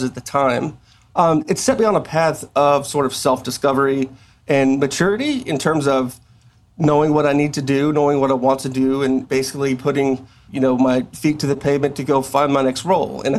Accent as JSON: {"language": "English", "region": "South Texas", "country": "United States", "tie": "born or raised there", "lives_now": "Coppell, United States", "said": "I'm from South Texas, which heavily influenced Hispanic culture. And there's things that I grew up"}